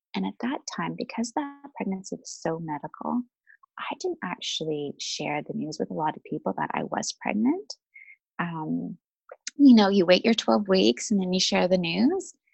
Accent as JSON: {"language": "English", "town": "Vancouver", "region": "British Columbia", "country": "Canada", "also_born_or_lived": "London, United Kingdom", "moved": "as an adult", "said": "I'm originally from Vancouver, Canada"}